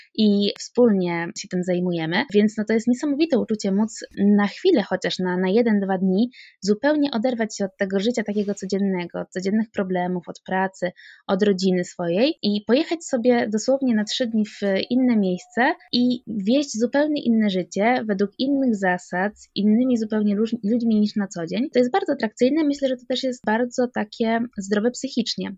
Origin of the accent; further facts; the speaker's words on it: Sandomierz, Świętokrzyskie Voivodeship, Poland; Pochodzę z Sandomierza i tutaj mieszkam.